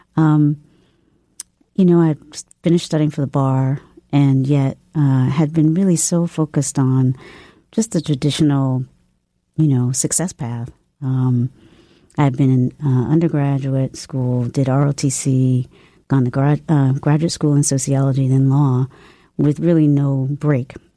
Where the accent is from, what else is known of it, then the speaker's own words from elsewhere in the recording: the South, United States; also born or lived in Charlottesville, Virginia; my family was just like, okay, well, we're from the South. And it was a Christian, we, I definitely grew up in a Christian family